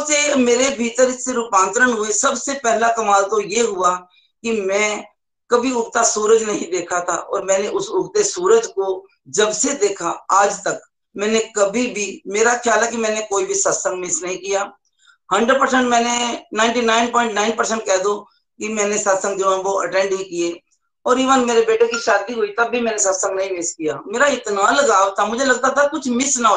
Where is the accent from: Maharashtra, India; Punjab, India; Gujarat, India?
Punjab, India; Zirakpur; मैं जीरकपुर से हूँ और मैं स्टेट बैंक ऑफ इंडिया से रिटायर्ड हूँ